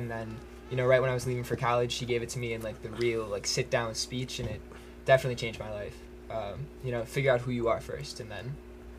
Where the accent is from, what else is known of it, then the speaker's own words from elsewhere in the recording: Milwaukee, Wisconsin, United States; I'm from Milwaukee, Wisconsin, or a small suburb right outside, but I claim Milwaukee as my home.